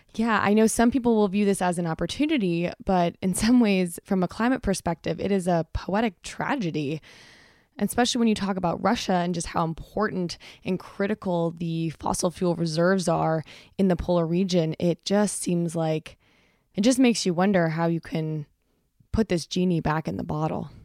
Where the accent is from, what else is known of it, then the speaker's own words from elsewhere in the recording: Canada; as a Canadian